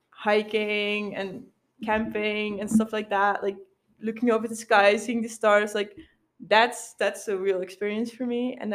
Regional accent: Sittard, Limburg, Netherlands; English is a second language; Like I'm from Sittard, but like I love it.

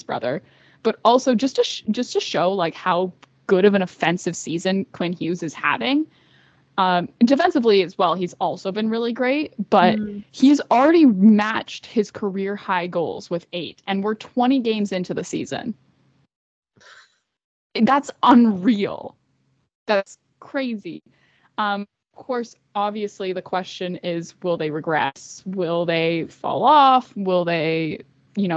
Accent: Toronto, Ontario, Canada; I grew up in Toronto

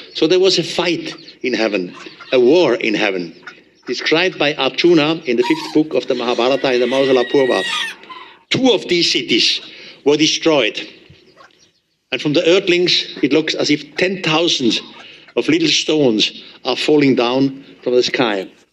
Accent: Switzerland; accent: German; English is a second language; I'm from Switzerland. Uh, my English is not the best. I still have a heavy German accent

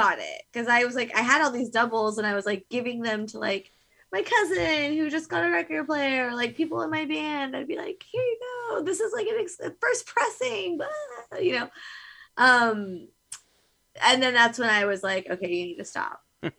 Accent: California, United States; we're from California

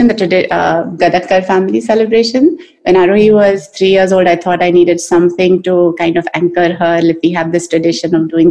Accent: India; now in United States; I feel like I'm more Indian now in America than I was over there.

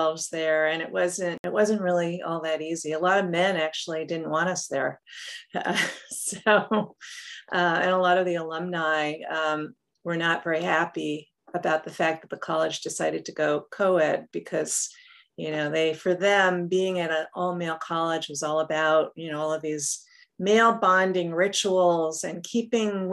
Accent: New York, United States; moved away as an adult; also born or lived in California / Oregon; I'm originally from New York.

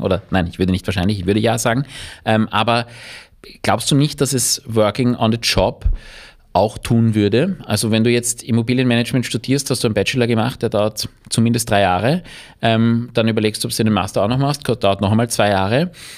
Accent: Vienna, Austria; ich bin kein Wirtshauskind, sondern ich bin ein Wiener Stadtkind

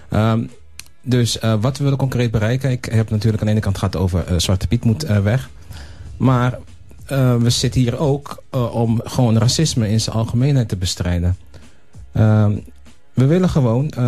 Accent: Netherlands; we zijn gewoon Nederlanders met z'n allen.

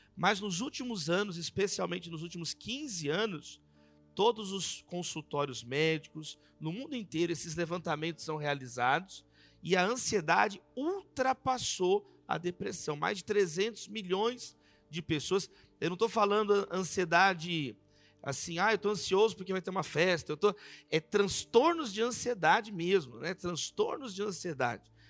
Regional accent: Brazil; nós somos brasileiros, brasileiros, a gente vive, a gente sabe o que a gente passa no Brasil.

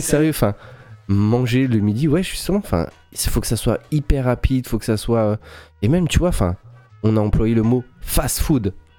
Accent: France; on est Français

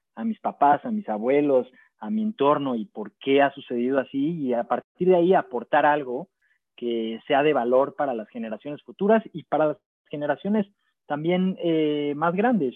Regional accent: Maguen David community, Mexico City, Mexico; lo que me faltó creciendo en la Maguen David fue esa diversidad

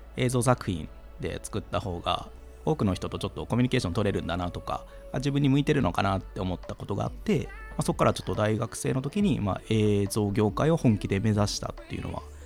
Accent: Goto Islands, Nagasaki, Japan; also born or lived in Aichi; now in Tokyo, Japan; 僕は五島列島というちょっとあの海に囲まれた、まあ、島というか、はい、長崎でもちょっと田舎の方に当たるところであの生まれました

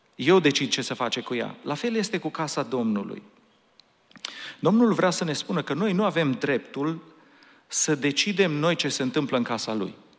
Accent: Romania; now in Anaheim, United States; noi suntem români

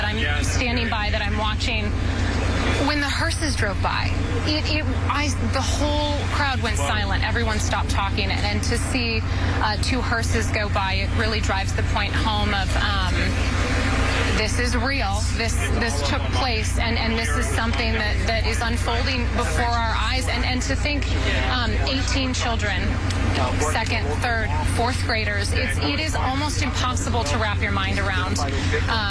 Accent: Colorado, United States; now in San Antonio, United States; I'm from Colorado. I grew up with Columbine. I was locked down as a fifth grader during Columbine.

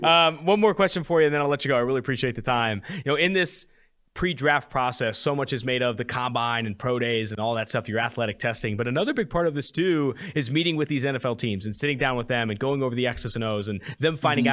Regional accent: Oakland, California, United States; moved away as an adult; also born or lived in San Diego; now in Cincinnati, United States; I am from Oakland, California

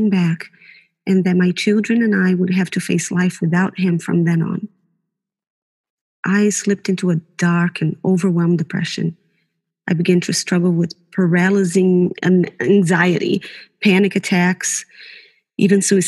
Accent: Brazil; now in New Zealand; I was born in Brazil, but New Zealand has been my home since 2003

